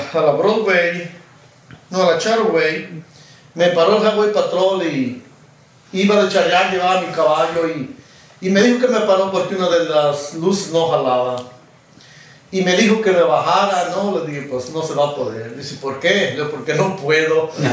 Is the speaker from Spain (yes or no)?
no; Mexico; moved away; yo sí nací en México